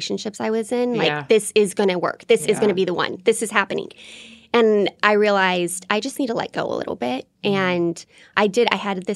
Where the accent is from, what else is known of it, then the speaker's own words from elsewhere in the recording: Colorado Springs, Colorado, United States; I grew up in Colorado Springs, which is such a military town